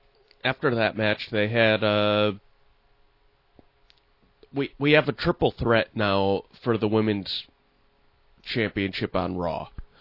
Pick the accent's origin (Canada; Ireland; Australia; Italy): Ireland; I'm Irish, too.